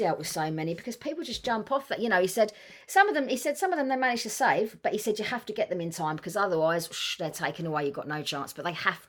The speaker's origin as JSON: {"language": "English", "region": "London", "country": "United Kingdom", "tie": "born or raised there", "said": "Queen Charlotte's Hospital. I was born there, Hammersmith. Originally from East Acton, just up the road."}